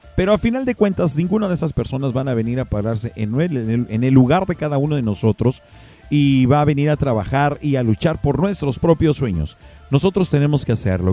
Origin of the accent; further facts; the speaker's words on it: Mexico; de nosotros como mexicanos